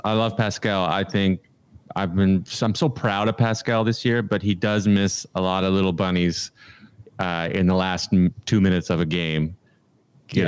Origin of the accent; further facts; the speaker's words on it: Canada; now in United States; I live in America. I'm Canadian.